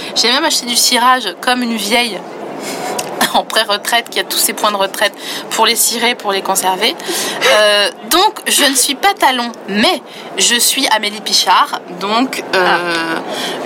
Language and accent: French; Vosges, Grand Est, France; je viens des Vosges, euh, une partie de ma famille euh, sont des paysans